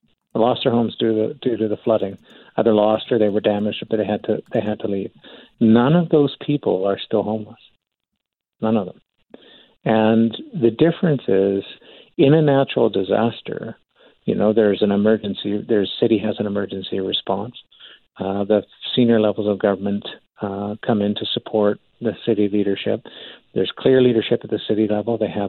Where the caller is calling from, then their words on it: Calgary, Alberta, Canada; Now, I'm calling in from Calgary.